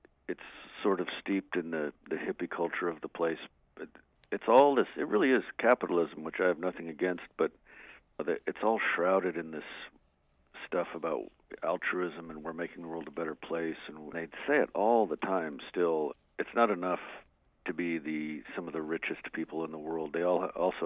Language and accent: English; Albuquerque, New Mexico, United States; growing up in Albuquerque